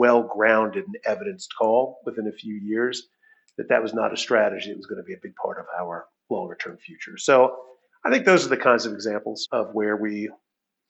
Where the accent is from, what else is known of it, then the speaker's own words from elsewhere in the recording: United States; moved away as an adult; now in Toronto, Canada; since I am American and my wife is British, on average, we're Canadian.